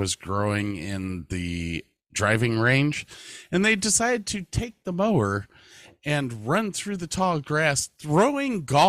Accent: Medina, Ohio, United States; I grew up in Medina, Ohio, a small farm town just west of Akron

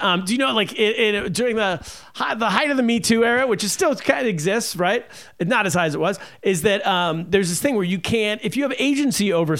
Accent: California, United States; moved away; also born or lived in China; Who I grew up with in California.

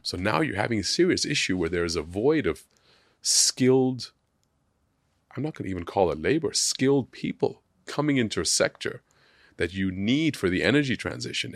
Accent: Hong Kong; growing up in Hong Kong

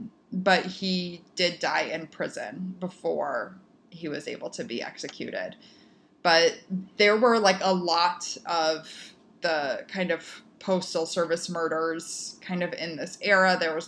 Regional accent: Naperville, Illinois, United States; Our postman growing up, Juan, in Naperville, Illinois

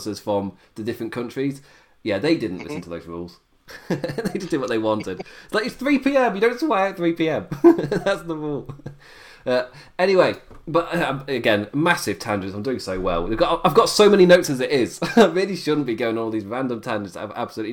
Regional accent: England, United Kingdom; I'm English

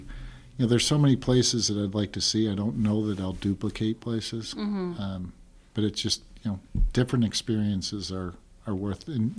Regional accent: New Hartford, New York, United States; now in Clinton, United States; I grew up in New Hartford, so the reason actually I moved to Clinton was that the teachers were still in the New Hartford High School.

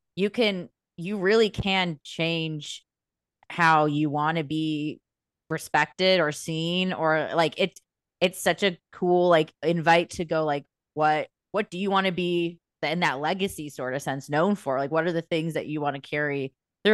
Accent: United States; we're American people

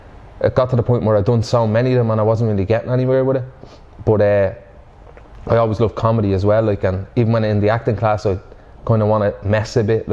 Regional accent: Dublin, County Dublin, Ireland; growing up in Finglas, you kind of just, there's just a wit about the place

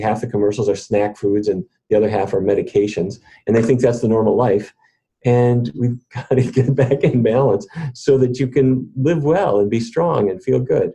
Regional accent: Fargo, North Dakota, United States; now in Washington, DC, United States; when I was growing up in Fargo

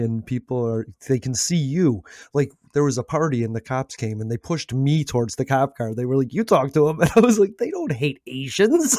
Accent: United States; America. I'm from America.

